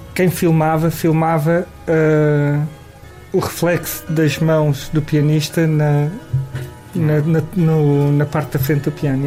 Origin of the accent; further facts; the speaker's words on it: Lisbon, Portugal; also born or lived in Santo António dos Cavaleiros; sou da Alfama e a minha família tinha uma taberna barra casa de fados